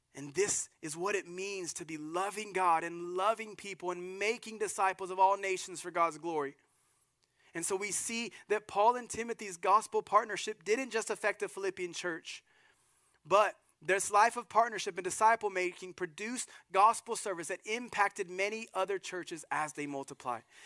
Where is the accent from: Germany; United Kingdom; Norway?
Germany; moved away; the little town I was born in Germany